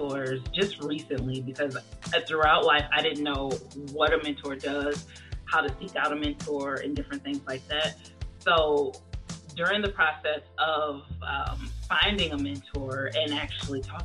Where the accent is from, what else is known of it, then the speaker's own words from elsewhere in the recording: Detroit, Michigan, United States; I'm from Detroit, Michigan, and when I went to school, all the way from elementary to high school